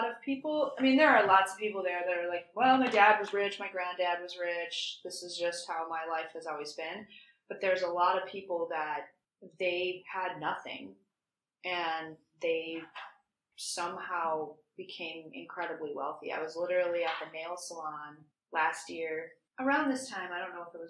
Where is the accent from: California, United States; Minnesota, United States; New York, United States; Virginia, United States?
Minnesota, United States; moved away; I'm from Minnesota.